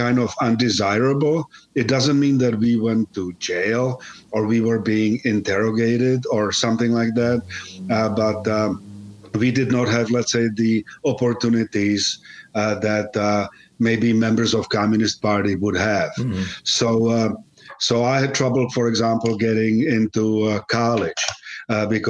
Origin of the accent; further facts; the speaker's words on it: Czechia; first language Czech; English is a second language; moved away as an adult; also born or lived in Prague, Czech Republic / Schenectady, United States; now in Voorheesville, United States; I was born in Czechoslovakia